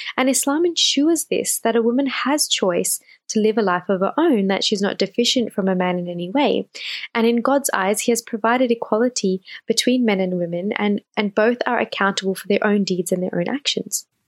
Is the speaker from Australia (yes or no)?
yes; Australia; born and raised in Australia